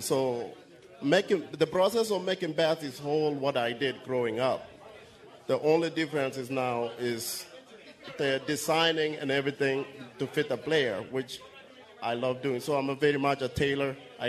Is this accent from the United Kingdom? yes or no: no; Kenya; now in United States; I'm originally from Kenya myself